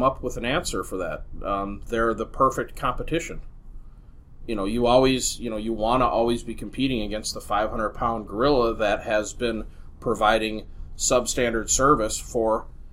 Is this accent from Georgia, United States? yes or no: no; Minneapolis, Minnesota, United States; I grew up in Minneapolis.